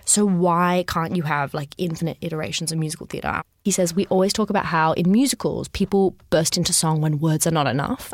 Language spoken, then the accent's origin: English; Sydney, New South Wales, Australia; I grew up in Sydney.